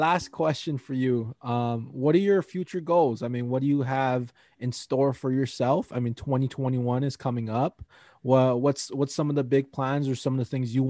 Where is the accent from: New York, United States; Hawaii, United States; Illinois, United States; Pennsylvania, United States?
Hawaii, United States; I think about, so I'm originally from Hawaii, and there's this big high school tournament called the Iolani Classic